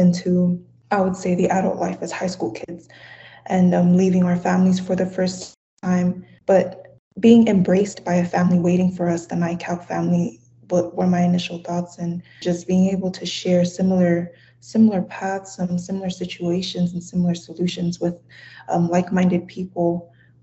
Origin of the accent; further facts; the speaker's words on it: American Samoa; first language Samoan; English is a second language; I just introduced myself in my native language, the Samoan language. I am originally from American Samoa